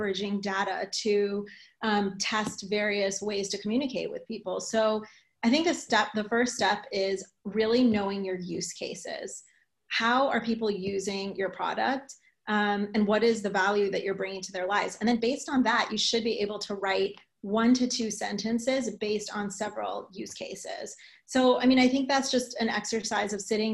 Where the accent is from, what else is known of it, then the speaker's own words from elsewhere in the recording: New York, United States; I am a New Yorker